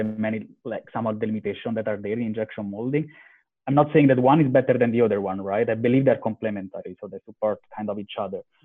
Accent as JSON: {"language": "English", "area": "close to Rome", "region": "Lazio", "country": "Italy", "tie": "born or raised there", "also_born_or_lived": "Istanbul / London / Spain", "moved": "as an adult", "said": "I'm from Italy, born close to Rome"}